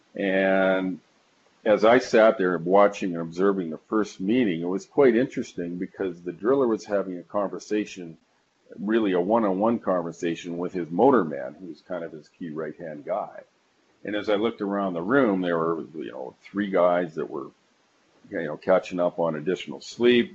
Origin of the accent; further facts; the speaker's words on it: Calgary, Alberta, Canada; calling in from Calgary. Uh, that's my hometown. That's where I was actually born and raised.